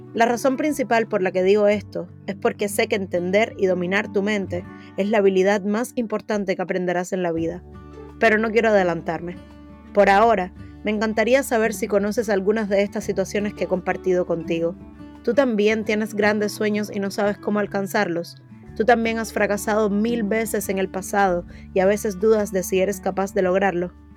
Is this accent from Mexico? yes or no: no; Cuba; moved away as an adult; now in United States; Nací en Cuba, un país con un régimen totalitario donde el miedo a hablar o pensar en libertad es un miedo cotidiano